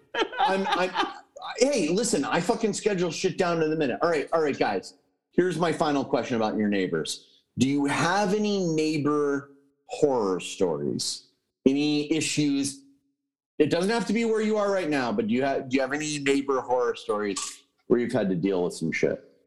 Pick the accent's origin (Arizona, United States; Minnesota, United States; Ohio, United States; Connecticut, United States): Connecticut, United States; moved away; in Connecticut, where I'm from